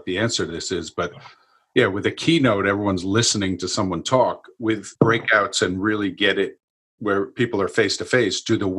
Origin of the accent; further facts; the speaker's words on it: New York, United States; I'm from New York